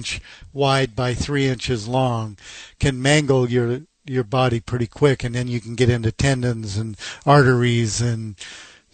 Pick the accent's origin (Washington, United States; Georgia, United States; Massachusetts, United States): Washington, United States; Seattle; I was born and raised in Seattle